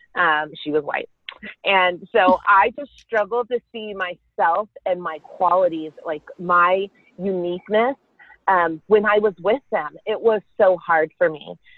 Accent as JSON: {"language": "English", "town": "Carrollton", "region": "Texas", "country": "United States", "tie": "born or raised there", "said": "I grew up in Carrollton, Texas with my sister and my parents"}